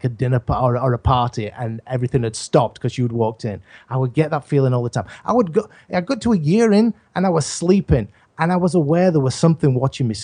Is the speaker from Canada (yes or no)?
no; England, United Kingdom; I'm from England.